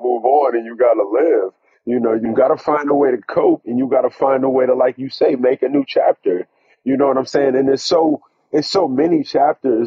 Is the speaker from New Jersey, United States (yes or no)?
no; Stafford County, Virginia, United States; I'm a guy from Stafford County, growing up, you know, in Virginia